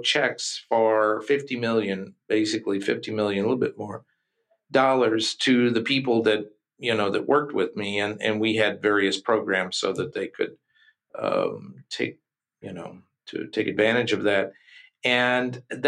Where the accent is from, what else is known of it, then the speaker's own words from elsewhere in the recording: Kentucky, United States; we're from Kentucky